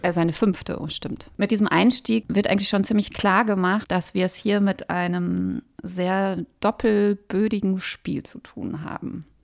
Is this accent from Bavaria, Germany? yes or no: no; Ruhr area, North Rhine-Westphalia, Germany; Wir sind beide im Ruhrgebiet groß geworden